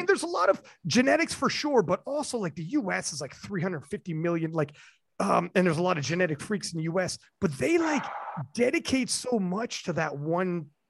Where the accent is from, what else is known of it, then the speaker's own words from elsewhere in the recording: Canada; even though I'm Canadian